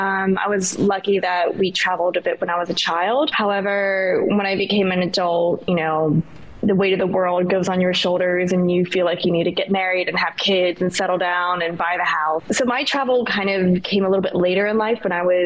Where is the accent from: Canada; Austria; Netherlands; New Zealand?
New Zealand; also born or lived in Australia / United States; now in Bangkok, Thailand; So I am originally from New Zealand. I've bounced around quite a few countries to call them my home. I've lived in Australia and the United States, and now I live in Bangkok, Thailand.